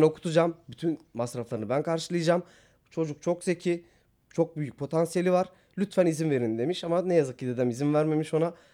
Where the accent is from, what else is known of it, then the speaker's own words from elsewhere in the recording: Batman, Batman Province, Turkey; moved away as an adult; also born or lived in Van; ben Batmanlıyım aslen. Ee, Van'da yaşamıyor ailem. Batman'da yaşıyorlar.